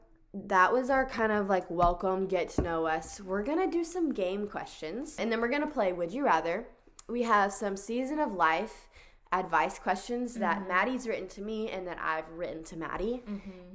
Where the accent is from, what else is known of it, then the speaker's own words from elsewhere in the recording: Arkansas, United States; We're both from Arkansas.